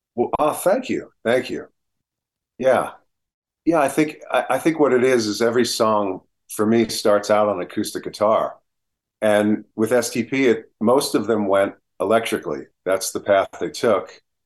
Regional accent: New Jersey, United States; I'm from New Jersey, so I know the, the Northeast spirit that comes about

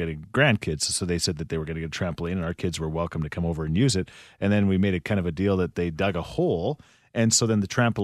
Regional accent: Thorsby, Alberta, Canada; my hometown of Thorsby

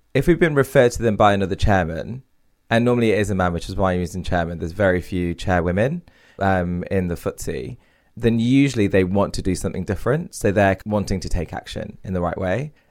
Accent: Derby, East Midlands, United Kingdom; my parents are from India, I grew up in Derby

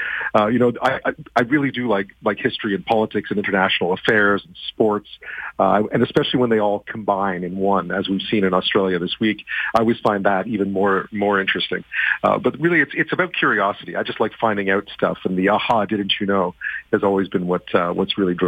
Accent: Montreal, Quebec, Canada; also born or lived in Alberta; Yeah, I mean, I grew up in Montreal, but my mom worked for the CBC for a long time, and for CTV as well. I mean, and so I moved around the country a fair amount when I was younger. I lived in Alberta for a while.

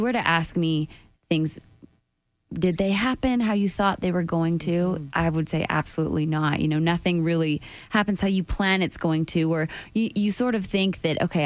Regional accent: Calgary, Alberta, Canada; moved away as an adult; now in Nashville, United States; I'd have to fly back home to work for another 2 weeks in Calgary

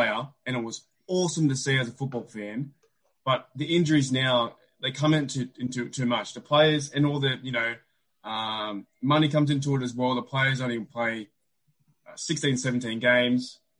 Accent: Australia; we are both from Australia

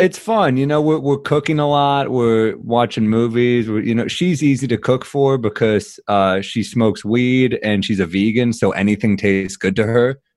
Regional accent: New York City, New York, United States; I'm a New Yorker, I'm a native New Yorker

